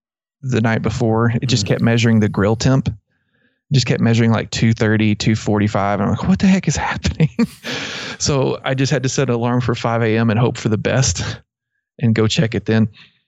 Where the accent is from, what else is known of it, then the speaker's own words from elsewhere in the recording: Abilene, Texas, United States; because I grew up in around Abilene, and that was, you know, that's, people use Mesquite a lot.